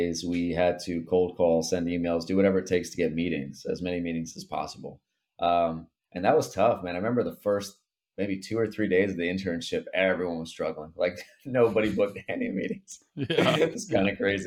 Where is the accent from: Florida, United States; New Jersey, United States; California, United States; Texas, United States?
Florida, United States; Port St. Lucie; as a 20-year-old kid growing up in Port St. Lucie, Florida